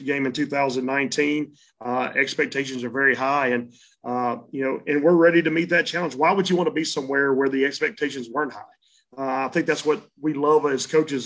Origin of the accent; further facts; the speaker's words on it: Brentwood, Tennessee, United States; Where the school was a pasture, basically, when I was growing up